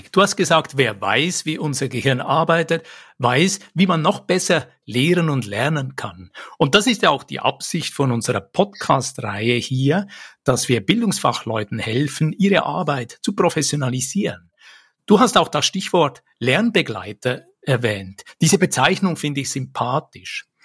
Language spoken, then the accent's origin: German; Lucerne, Switzerland; In meiner Kindheit hier in Luzern in der Schweiz